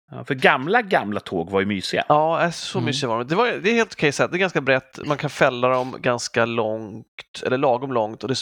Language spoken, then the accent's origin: Swedish; Sweden; Sa jag att jag är svensk?